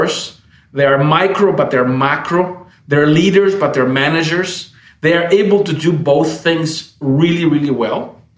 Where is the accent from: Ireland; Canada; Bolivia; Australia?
Bolivia; Camiri, Santa Cruz; moved away as an adult; also born or lived in United States / Brazil; I was born in Bolivia in a small town, actually, in Camiri, and came to the States on a scholarship